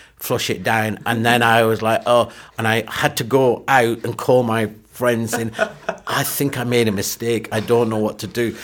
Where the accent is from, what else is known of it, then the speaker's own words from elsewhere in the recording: Burnley, North West England, United Kingdom; also born or lived in Pakistan; I grew up in Burnley, in Lancashire, in the s, seventies and eighties.